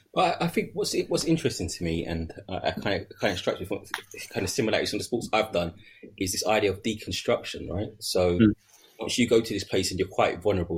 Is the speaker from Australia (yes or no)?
no; London, United Kingdom; I wouldn't even leave my ends because I'm from East